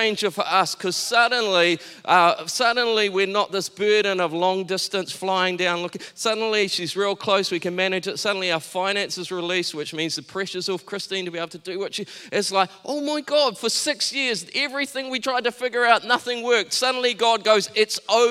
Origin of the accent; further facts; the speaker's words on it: Taranaki, New Zealand; I grew up in Taranaki.